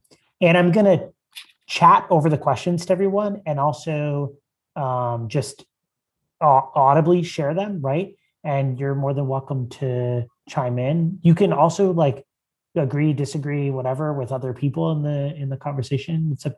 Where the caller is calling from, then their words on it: Conshohocken, Pennsylvania, United States; I'm joining from Conshohocken, Pennsylvania. Lovely dwelling by the river.